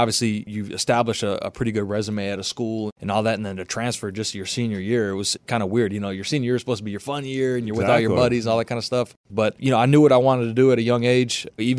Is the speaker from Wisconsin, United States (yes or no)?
yes; Racine, Wisconsin, United States; Growing up in the state of Wisconsin, it's Badger football.